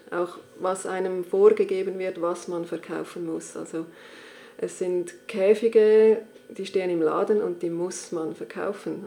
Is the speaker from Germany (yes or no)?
no; Switzerland; bei uns in der Schweiz